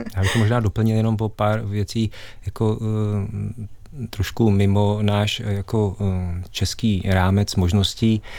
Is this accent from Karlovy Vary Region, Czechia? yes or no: yes; Karlovy Vary area, Karlovy Vary Region, Czechia; jsem eh, se narodil na Karlovarsku a pocházím vlastně z oblasti